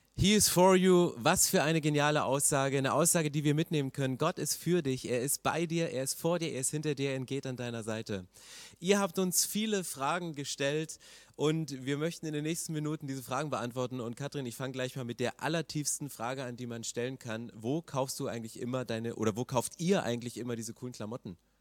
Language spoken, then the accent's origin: German; eastern Germany, Germany; ich komme aus dem Osten